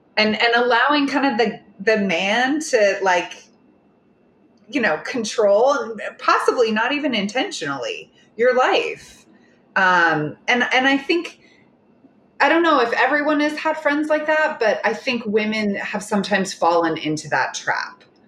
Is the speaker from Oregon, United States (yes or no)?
no; Oklahoma, United States; moved away; I'm from Oklahoma